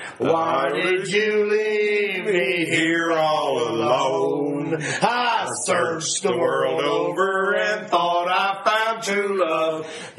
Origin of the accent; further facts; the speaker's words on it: New Hampshire, United States; I'm from New Hampshire.